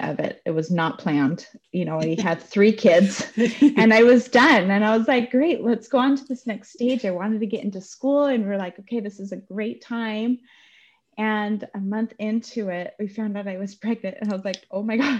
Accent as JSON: {"language": "English", "region": "Utah", "country": "United States", "tie": "born or raised there", "said": "I grew up in Utah"}